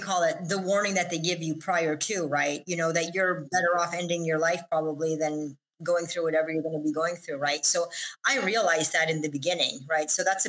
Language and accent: English; Israel; moved away; because listen, I came from Israel and I was winning races there.